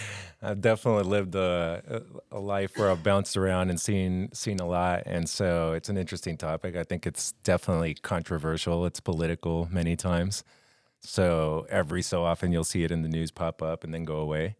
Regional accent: Colombia; moved away as an adult; also born or lived in Los Angeles, California / Florida; I lived my whole life in Colombia, in South America

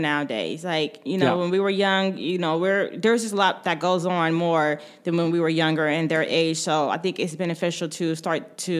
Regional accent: Warren, Ohio, United States; moved away as an adult; now in Columbus, United States; I grew up in Warren, and I never knew of pride parade till I moved to Columbus

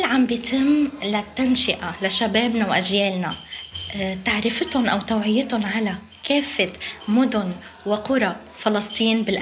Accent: Palestine; هلا نحن كشعب فلسطيني الشعب الوحيد اللي رئيسه استشهد شهيدا شهيدا شهيدا

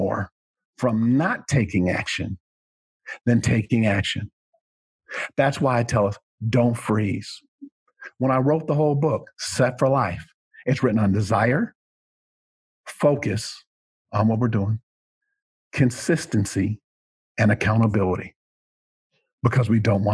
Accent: Rochester, Minnesota, United States; moved away; that's where I was born and raised in that area

